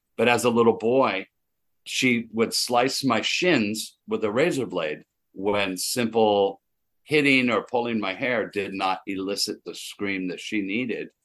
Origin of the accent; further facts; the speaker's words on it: Anaheim, California, United States; We grew up in Anaheim